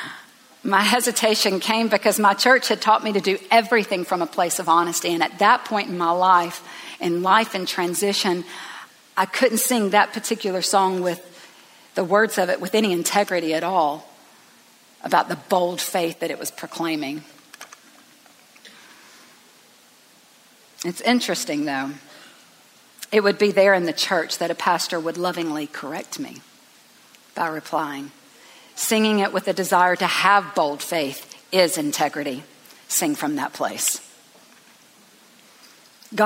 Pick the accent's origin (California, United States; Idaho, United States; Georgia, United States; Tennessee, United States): Georgia, United States; Tifton; I grew up in Tifton, Georgia, at Northside Baptist Church